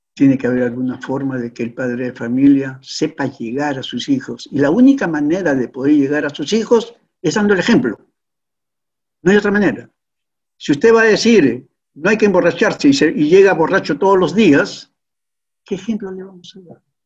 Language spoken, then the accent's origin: Spanish; Peru; nuestro querido Perú